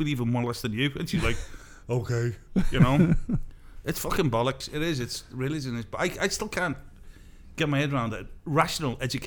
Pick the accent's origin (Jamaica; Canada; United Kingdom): United Kingdom; Liverpool, North West England; accent: Scouse; moved away; I grew up in Liverpool